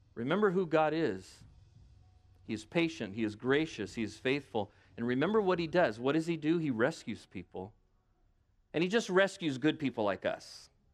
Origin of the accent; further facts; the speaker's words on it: United States; I'm an American.